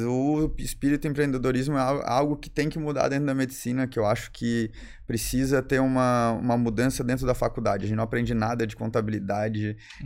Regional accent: Florianópolis, Santa Catarina, Brazil; also born or lived in Bom Retiro / São Paulo; Eu sou, nasci em Florianópolis, né? É, morei em Bom Retiro bastante tempo, foram quase 10 anos. Depois eu voltei para Florianópolis.

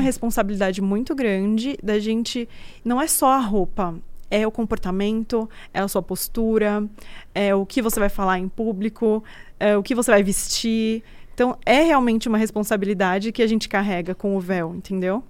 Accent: Brazil; eu sou brasileira, né? Eu nasci aqui no Brasil

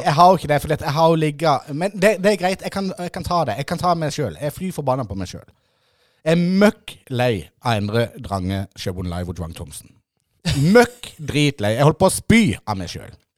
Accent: Ima, Agder, Norway; jeg er nemlig født og oppvokst på Ima med en nydelig MM-butikk.

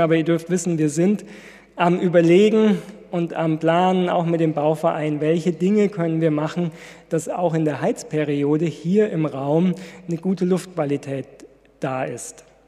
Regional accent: Ludwigsburg, Baden-Württemberg, Germany; moved away; von meiner Heimatgemeinde erzählen in Ludwigsburg.

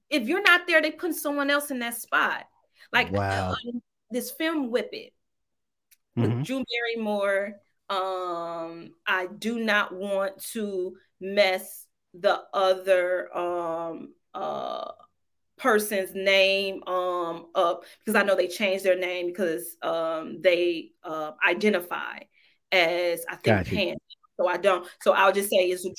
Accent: Detroit, Michigan, United States; moved away as an adult; now in Los Angeles, United States; And I was like, Detroit.

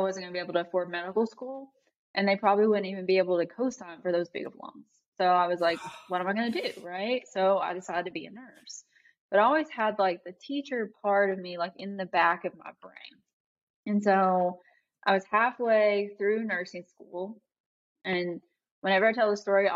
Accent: Eastern Kentucky, United States; I grew up in Eastern Kentucky. It was very impoverished. It was very rural.

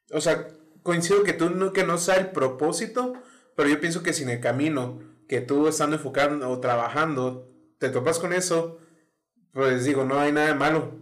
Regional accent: northern Mexico, Mexico; Soy un típico norteño

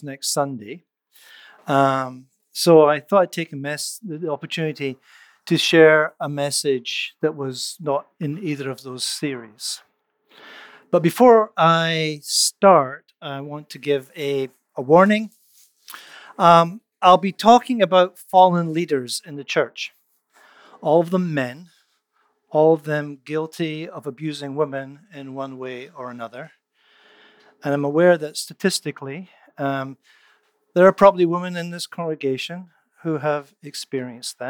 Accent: Canada; as a Canadian

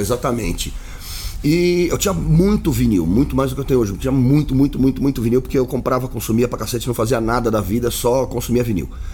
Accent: Santos, São Paulo, Brazil; now in São Paulo, Brazil; a gente cresceu em Santos

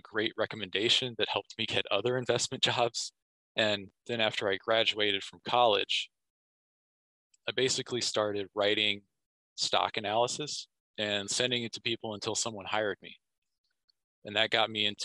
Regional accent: Kansas, United States; I'm from Kansas, my hometown

